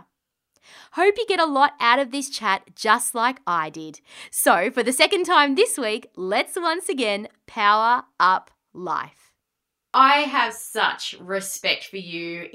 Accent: Melbourne, Victoria, Australia; I'm from the Wurundjeri area in Melbourne

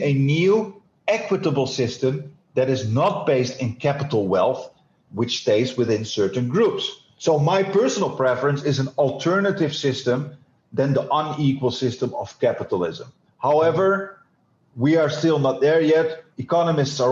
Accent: Netherlands; I am Dutch

